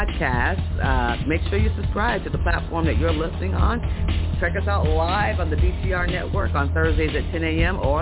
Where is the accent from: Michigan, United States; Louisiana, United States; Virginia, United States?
Virginia, United States; In my home state of Virginia